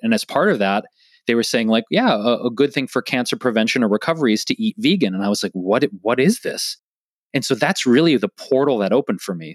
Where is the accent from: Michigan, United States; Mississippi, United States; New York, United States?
Michigan, United States; Detroit; moved away as an adult; now in Los Angeles, United States; growing up in Detroit